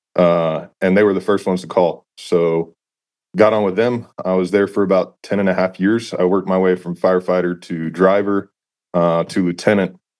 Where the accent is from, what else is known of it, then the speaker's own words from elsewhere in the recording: San Antonio, Texas, United States; moved away as an adult; also born or lived in Knoxville, Tennessee; Grew up in Texas, uh, born and raised in the San Antonio area